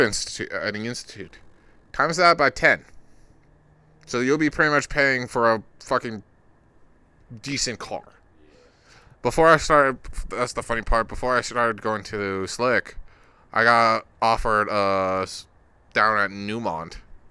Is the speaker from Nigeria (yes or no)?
no; Utah, United States; We're from Utah. We don't say our T's.